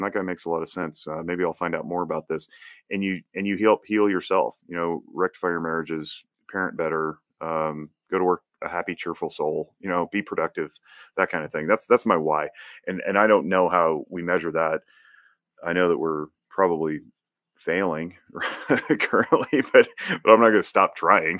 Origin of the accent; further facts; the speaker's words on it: Northern Nevada, United States; I was born and raised in Northern Nevada. I'm a fifth generation Nevadan